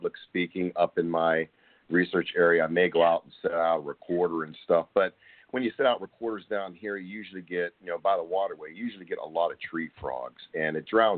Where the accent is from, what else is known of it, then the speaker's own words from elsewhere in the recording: Pennsylvania, United States; moved away as an adult; now in Texas, United States; I'm originally from Pennsylvania